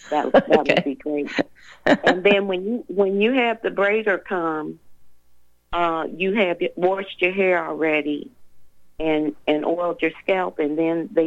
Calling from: Tennessee, United States; I'm {S7} … from Tennessee, the one that did the discovery se- session with you two weeks ago.

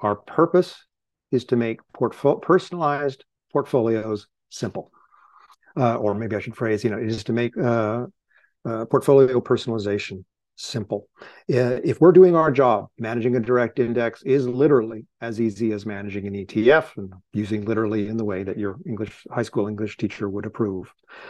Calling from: Cambridge, Massachusetts, United States; I'm calling in from Cambridge, Massachusetts.

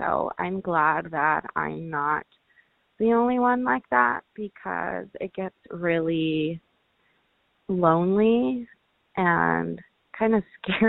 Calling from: Ontario, California, United States; I'm calling from Ontario, California.

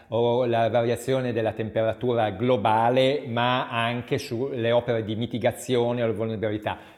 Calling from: Emilia-Romagna, Italy; se andiamo in Emilia-Romagna, dalle nostre parti, da dove parlo in questo momento

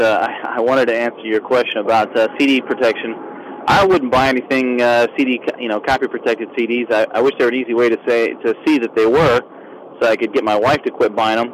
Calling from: Orlando, Florida, United States; I'm calling from Orlando, Florida

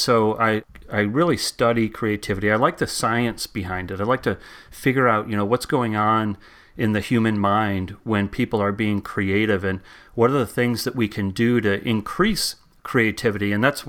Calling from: Hamilton, Massachusetts, United States; I am in the North Shore of Boston, where it's raining cats and dogs right now, in a little town called Hamilton.

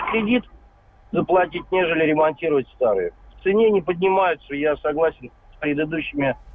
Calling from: Vladimir, Vladimir Oblast, Russia; Здравствуйте, я из Владимира.

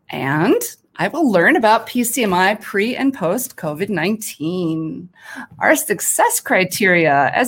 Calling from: Detroit, Michigan, United States; Hi from the Motor City, Detroit, Michigan.

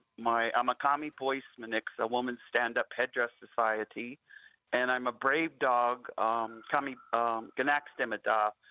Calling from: Alberta, Canada; Native Wellness Institute, and I'm calling you from Alberta.

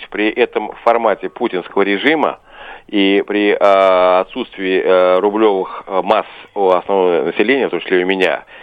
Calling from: Saratov, Saratov Oblast, Russia; Я звоню из Саратова.

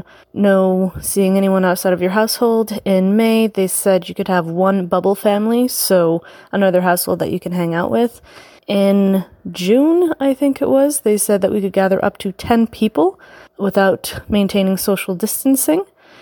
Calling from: Nova Scotia, Canada; I'm calling from Nova Scotia in good old Canada.

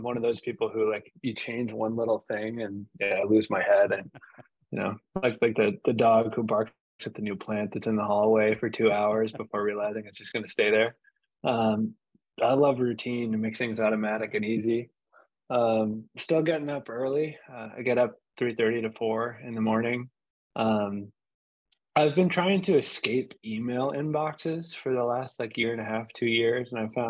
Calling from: South Florida, United States; I'm calling in from South Florida now.

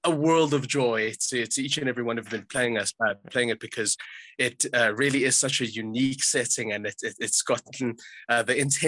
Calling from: South Africa; Very pleased to meet you all. I'm phoning in from South Africa, actually.

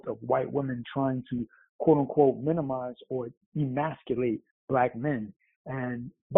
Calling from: New York City, New York, United States; Greetings. It's …. I'm out in NYC.

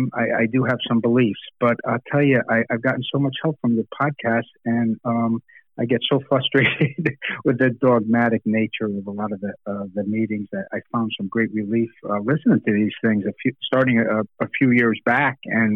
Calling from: New Haven, Connecticut, United States; So I'm calling in from New Haven, Connecticut. I'm quite a distance from you guys.

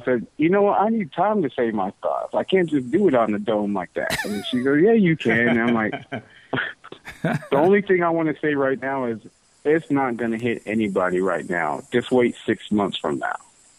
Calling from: California, United States; Southern California.

